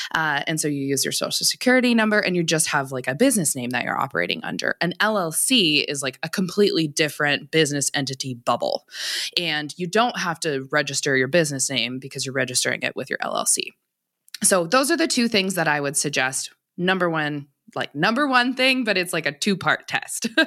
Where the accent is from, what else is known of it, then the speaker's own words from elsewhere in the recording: Montana, United States; also born or lived in Seattle Tacoma area, Washington; I'm from Montana originally, so I went to like undergrad out there. I came back to Montana for law school and this is where I'm from